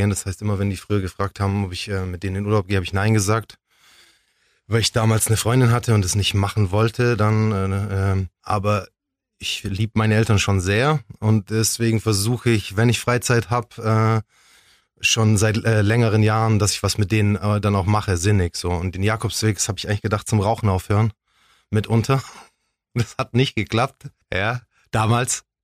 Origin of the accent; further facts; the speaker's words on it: Ulm, Baden-Württemberg, Germany; Ich bin Ulmer. Ich bin hier geboren, ich bin hier aufgewachsen.